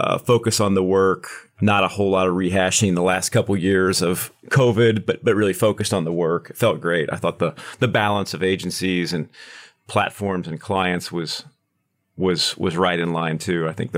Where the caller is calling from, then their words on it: Kansas City, Missouri, United States; I am in Kansas City, right on the border of Kansas and Missouri, sitting on the Missouri side is where the office is today.